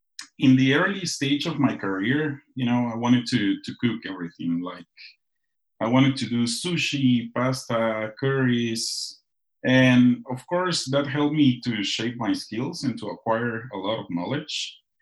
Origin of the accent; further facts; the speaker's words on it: Guatemala; moved away; I grew up on Guatemalan tortillas 3 times a day